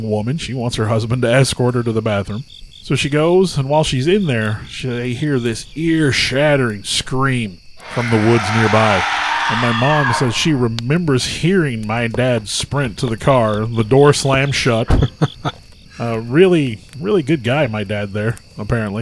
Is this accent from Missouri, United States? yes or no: yes; rural Missouri, United States; We live in rural Missouri. We grew up in the Lakeway area.